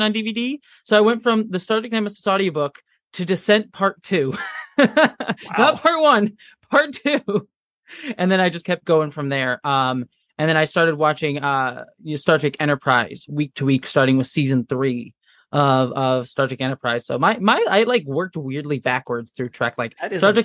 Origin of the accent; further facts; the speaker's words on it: Buffalo, New York, United States; I was born in New York, around the Buffalo area